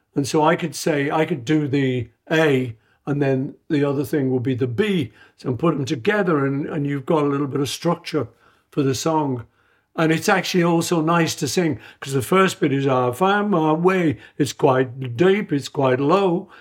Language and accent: English; Liverpool, North West England, United Kingdom; I grew up in Liverpool eating traditional British food